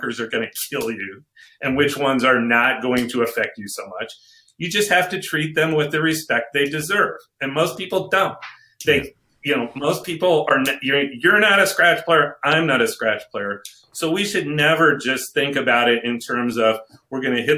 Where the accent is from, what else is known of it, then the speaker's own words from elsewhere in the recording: Connecticut, United States; I grew up in Connecticut